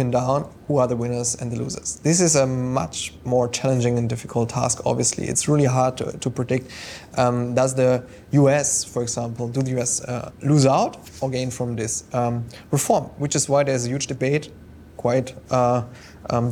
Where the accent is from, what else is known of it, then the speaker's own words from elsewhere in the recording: Germany; now in London, United Kingdom; my home country